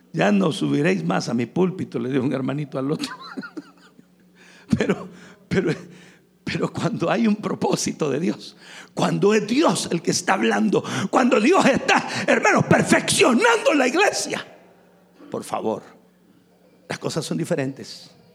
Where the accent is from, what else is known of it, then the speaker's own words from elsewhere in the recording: San Miguel, El Salvador; Yo crecí en San Miguel, uno de, los, de las ciudades más calientes del Salvador.